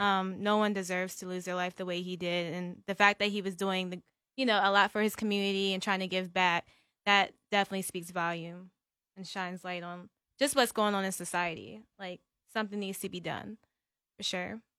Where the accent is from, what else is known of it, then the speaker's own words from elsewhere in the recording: Calvert County, Maryland, United States; now in Glen Burnie, United States; I'm from Glen Burnie. Uh, I would say Calvert County, but no one ever knows where that is